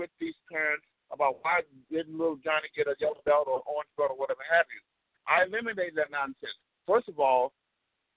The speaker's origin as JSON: {"language": "English", "region": "Texas", "country": "United States", "tie": "born or raised there", "also_born_or_lived": "Chicago", "moved": "yes", "said": "When I grew up here in Texas, and then my dad eventually hauled my behind up to Chicago, I grew up on a working"}